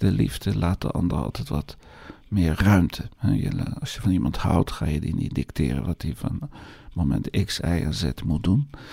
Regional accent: Netherlands; accent: Hollands; mijn Hollands accent

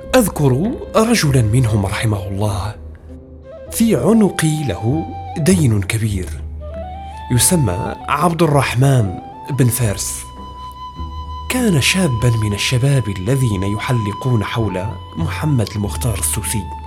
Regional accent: Marrakesh, Marrakesh-Safi, Morocco; moved away as an adult; also born or lived in Rabat / El Jadida; انتقلت من مراكش البلد البعيد النائي إلى العاصمة

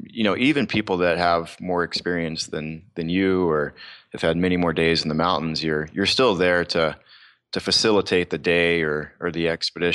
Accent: the South, United States; Growing up in the South, the questions are always, are you hunting and fishing?

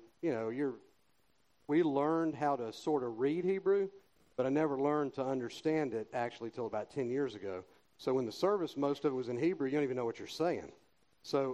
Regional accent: Columbus, United States; And I grew up in Columbus. I was born and raised here

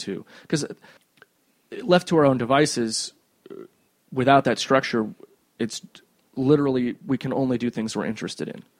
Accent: Cedar Rapids, Iowa, United States; also born or lived in Cherry Hill, New Jersey; my th- second year, third year of school, uh, we moved from Cherry Hill, New Jersey, whose education system was trash, mm-hmm. to Cedar Rapids, Iowa

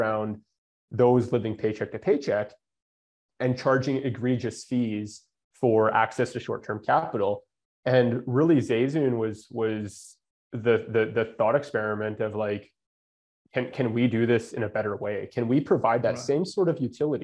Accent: Canada; also born or lived in Calgary, Alberta; I'm Canadian.

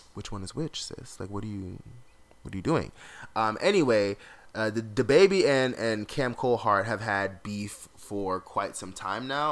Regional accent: South Florida, United States; I grew up in South Florida

